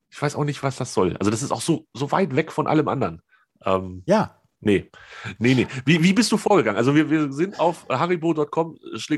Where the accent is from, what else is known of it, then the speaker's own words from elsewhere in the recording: Hanover, Lower Saxony, Germany; ich komme aus Höhe 50 Meter über normal Null in Hannover